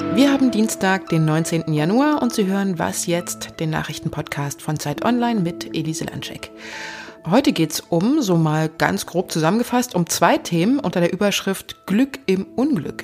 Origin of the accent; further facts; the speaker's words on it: Germany; bei uns in Deutschland